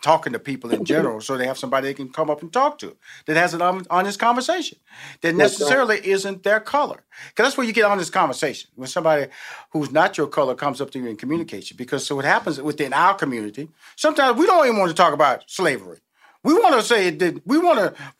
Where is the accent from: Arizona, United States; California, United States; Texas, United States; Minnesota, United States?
Texas, United States; Houston; I came from the hood. I came from Fifth Ward. I came from a neighborhood where my parents had to get us out, and we moved to a neighborhood a little bit better